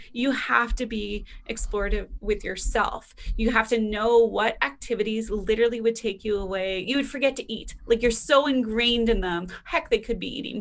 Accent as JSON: {"language": "English", "country": "Canada", "said": "being Canadian"}